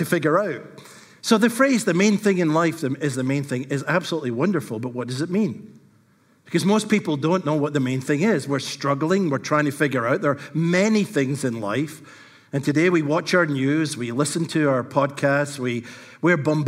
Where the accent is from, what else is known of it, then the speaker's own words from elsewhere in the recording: Scotland, United Kingdom; they went back to Scotland, and so I am Scottish